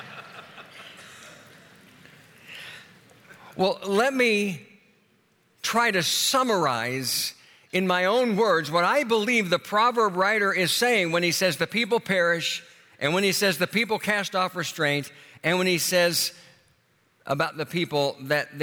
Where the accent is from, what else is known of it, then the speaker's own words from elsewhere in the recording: Tulsa, Oklahoma, United States; moved away as an adult; I flew to Tulsa, my hometown